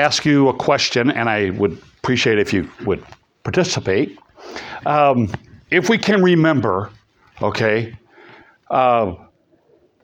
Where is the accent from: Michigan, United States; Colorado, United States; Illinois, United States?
Illinois, United States; East Peoria; I grew up in East Peoria